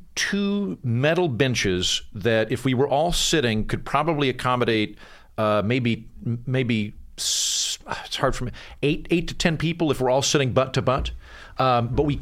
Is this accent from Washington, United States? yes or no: no; Edmond, Oklahoma, United States; moved away; I'm from Edmond, but I'm just outside of Edmond city limits.